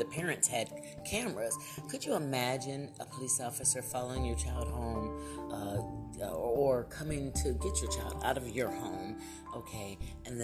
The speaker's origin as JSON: {"language": "English", "town": "Lorain", "region": "Ohio", "country": "United States", "tie": "born or raised there", "moved": "yes", "said": "my own hometown in Ohio, Lorain, Ohio"}